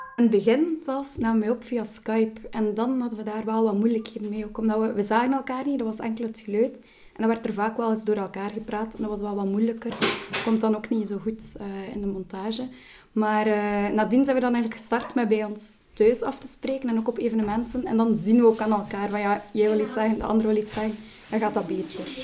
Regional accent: Roeselare, Flanders, Belgium; ik ben geboren en getogen in Ruslaar.

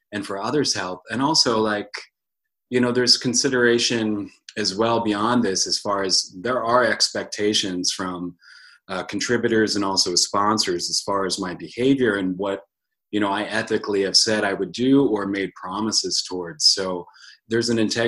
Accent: United States; now in Bend, United States; I'm originally from Franklin County, but I've called Bend, Oregon home for a couple years now.

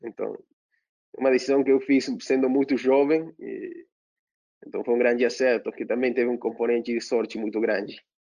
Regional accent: Argentina; moved away as an adult; now in São Paulo, Brazil; como bom argentino

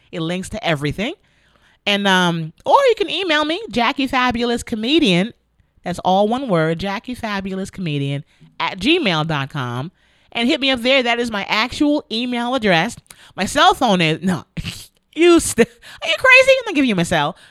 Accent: New York City, New York, United States; my hometown of the Bronx

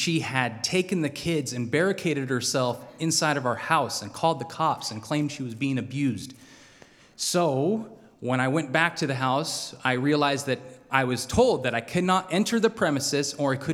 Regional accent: Salmon, Idaho, United States; also born or lived in Boise, Idaho; I grew up in Salmon, Idaho

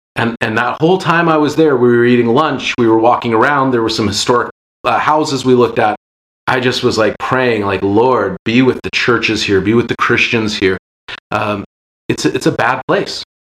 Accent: Seattle, Washington, United States; growing up in Seattle, just a happenstance of when I was born and where I was born

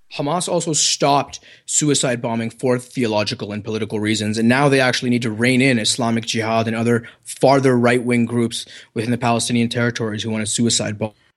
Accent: Canada; accent: Canadian; my good Canadian accent

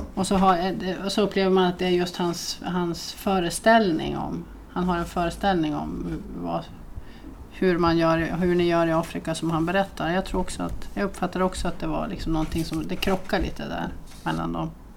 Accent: Norrland, Sweden; jag är från Norrland.

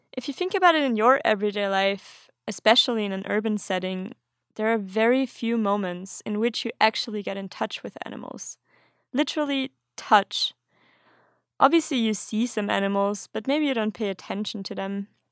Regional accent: Austria; now in Sweden; I'm originally from Austria, but currently living in Sweden

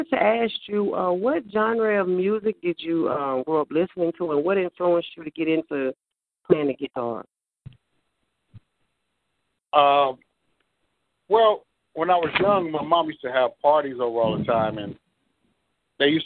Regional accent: Compton, California, United States; like in growing up in Compton, we had some music programs at the time

